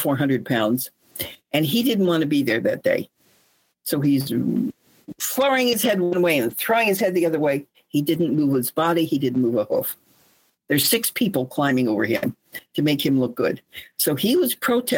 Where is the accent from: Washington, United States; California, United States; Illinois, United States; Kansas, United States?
California, United States; Los Angeles; My dad was a builder. He built the Manorettes, which was on your own lot, a house for $3,000, $4,000, or $5,000 in the San Fernando Valley. I went to Coldwater Canyon Elementary.